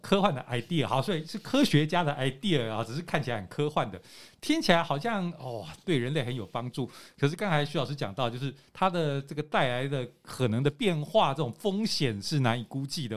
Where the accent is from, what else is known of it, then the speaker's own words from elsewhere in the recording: Taiwan; also born or lived in Boston, United States; 我们就是，呃，出生的这个台湾就是很热的地方